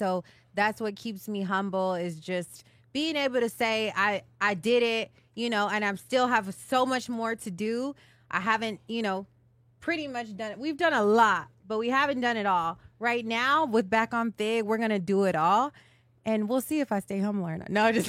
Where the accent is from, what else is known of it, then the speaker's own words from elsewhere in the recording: Dallas, Texas, United States; I'm from Dallas, Texas.